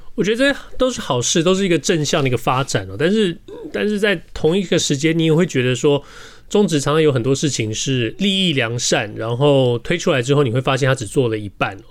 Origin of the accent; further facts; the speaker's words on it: Taiwan; now in Los Angeles, United States; 不像我们大巨蛋盖了多少年